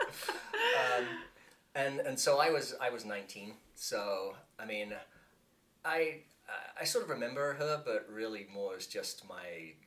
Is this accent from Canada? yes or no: no; England, United Kingdom; moved away as an adult; now in United States; I was born and raised in England, and I came over here when I was 19.